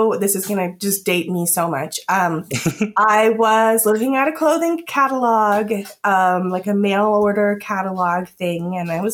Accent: Daytona Beach, Florida, United States; I grew up in Daytona Beach

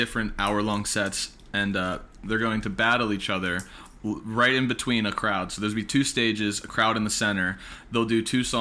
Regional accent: West Mifflin, Pennsylvania, United States; it's at the Thompson Club in West Mifflin, which is my hometown. I'm from West Mifflin

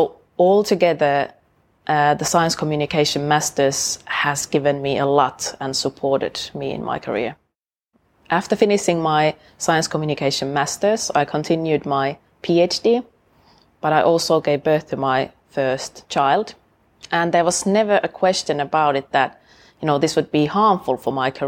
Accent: Oulu, North Ostrobothnia, Finland; moved away as an adult; now in Sheffield, United Kingdom; I went to study biology at the University of my hometown, Oulu, in Finland

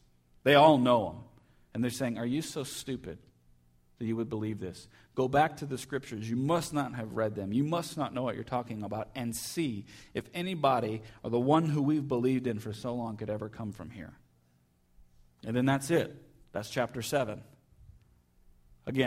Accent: United States; we're from Jefferson County

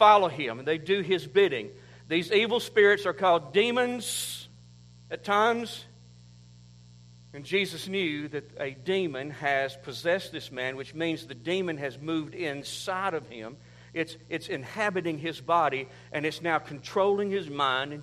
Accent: United States; I'm from Oconee County

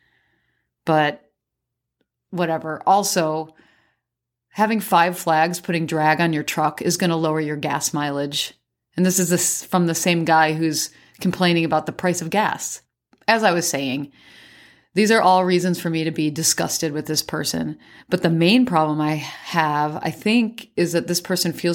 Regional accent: Midwest, United States; moved away as an adult; also born or lived in Turkey; When I grew up in the Midwest

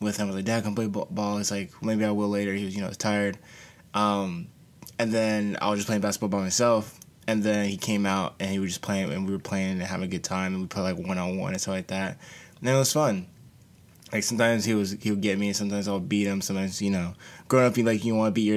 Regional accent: Charlotte, North Carolina, United States; growing up back in Charlotte, North Carolina

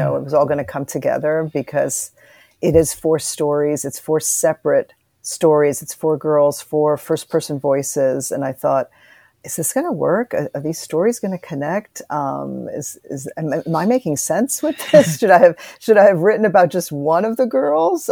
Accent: Cuba; moved away; I was born in Cuba

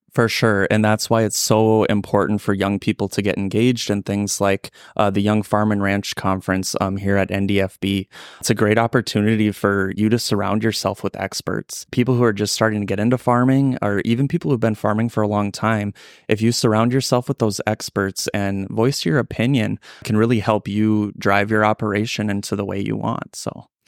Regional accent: Ellendale, North Dakota, United States; I'm originally from the Ellen Del Norte, Dakota area, born and raised there

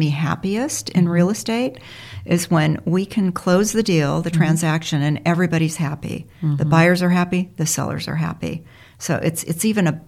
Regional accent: Los Angeles, California, United States; also born or lived in Bell Canyon, Ventura County; I'm a Valley girl.

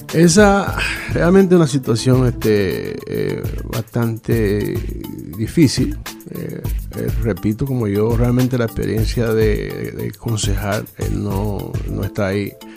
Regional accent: La Romana, Dominican Republic; also born or lived in Puerto Rico / Boston, Massachusetts; now in Rhode Island, United States; nací en la Romana, República Dominicana. Eh, emigro desde, 1977, llego a, a, Puerto Rico

